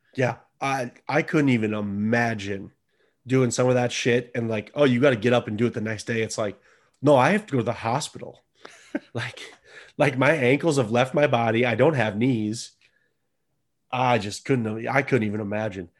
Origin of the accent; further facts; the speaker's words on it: United States; I'm an American